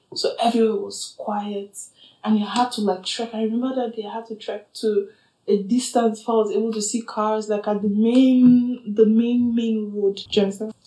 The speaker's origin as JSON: {"language": "English", "region": "southern Nigeria", "country": "Nigeria", "also_born_or_lived": "Ukraine", "moved": "as an adult", "lives_now": "Berlin, Germany", "said": "I'm a proud Nigerian woman, black woman from the south, southern part of Nigeria."}